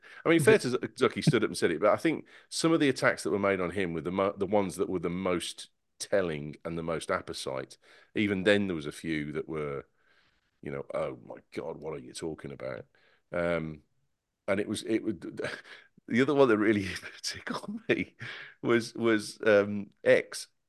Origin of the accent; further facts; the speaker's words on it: Singapore; now in United States; I'm still from Singapore. I was from Singapore 10 minutes ago, and I'm still from Singapore now.